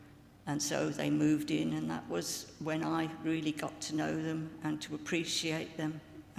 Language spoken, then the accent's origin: English; Birmingham, West Midlands, United Kingdom; I was already living in Birmingham, which was my hometown city.